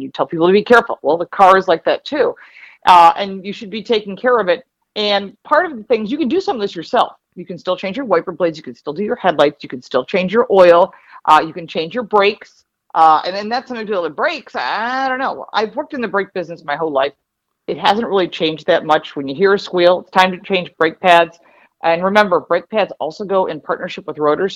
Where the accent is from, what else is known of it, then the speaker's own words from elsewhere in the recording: Detroit, Michigan, United States; also born or lived in Dearborn, Michigan; now in Buffalo, United States; I'm from Detroit originally. Actually, I was born in Dearborn